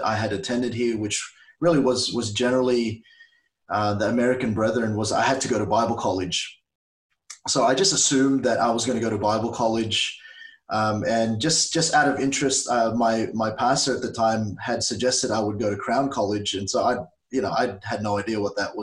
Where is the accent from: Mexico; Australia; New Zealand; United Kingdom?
Australia; also born or lived in Philippines; I was saved as a 7-year-old in the Philippines. That's where we're originally from. My parents took us here when I was 7 years old. That was 31 years ago. And so I'm very Australian in my mindset. I grew up here, love the country